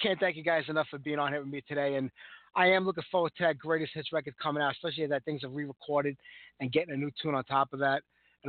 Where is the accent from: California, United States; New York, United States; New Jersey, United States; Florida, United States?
New York, United States; it's New York.